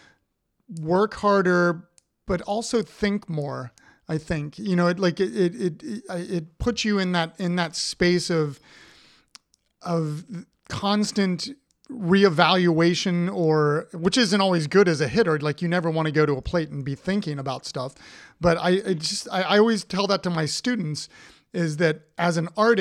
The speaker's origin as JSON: {"language": "English", "town": "Columbus", "region": "Ohio", "country": "United States", "tie": "born or raised there", "moved": "yes", "lives_now": "Richmond, United States", "said": "I grew up in Ohio"}